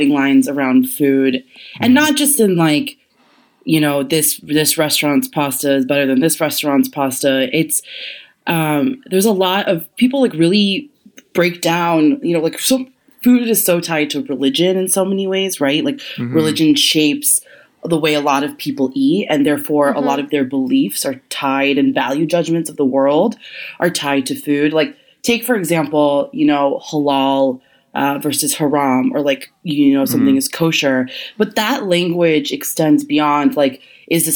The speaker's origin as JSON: {"language": "English", "country": "United States", "said": "I'm Indian, American"}